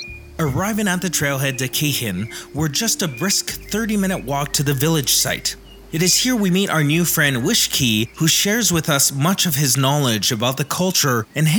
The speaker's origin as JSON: {"language": "English", "area": "Homalco First Nation, Vancouver Island", "region": "British Columbia", "country": "Canada", "said": "I'm from the Humalco First Nation, and I'm grateful to call this island my home."}